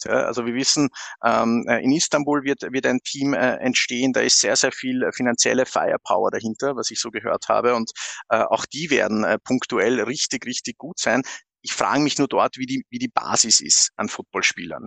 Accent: Austria; bei uns in Österreich

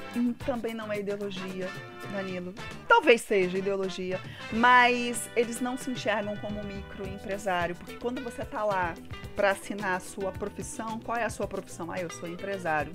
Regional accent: Brazil; Como bom brasileiro

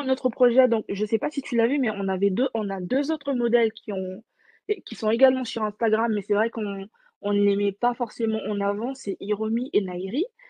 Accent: French Guiana; je suis née, j'ai grandi en Guyane

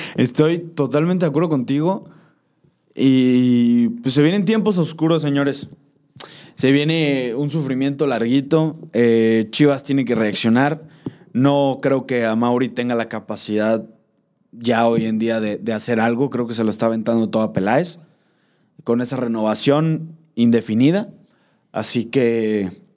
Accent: Mexico; Soy, natural, soy mexicano hasta morir

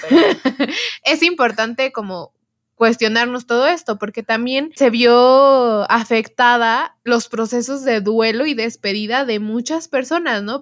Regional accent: Mexico; no solo nosotros como mexicanos lo estamos viviendo

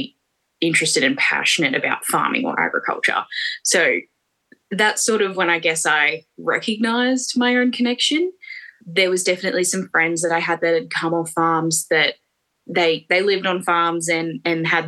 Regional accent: Australia; in our childhood that maybe wasn't as typical for a farm kid.

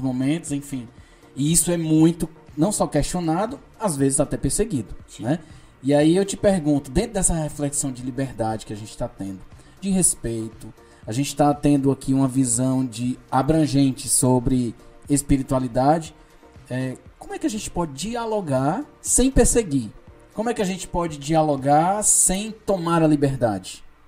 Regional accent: Ceará, Brazil; nós somos cearenses

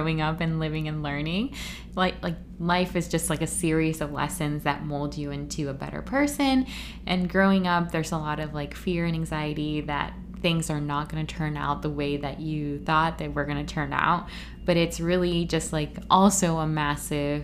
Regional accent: Florida, United States; also born or lived in Puerto Rico; I was born in Puerto Rico, grew up in Florida

